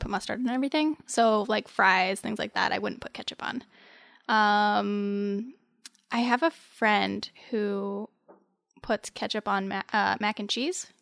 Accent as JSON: {"language": "English", "region": "Midwest", "country": "United States", "said": "I'm also from the Midwest"}